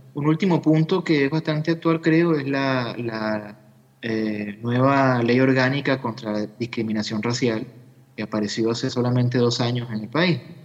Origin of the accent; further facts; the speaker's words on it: Venezuela; como venezolanos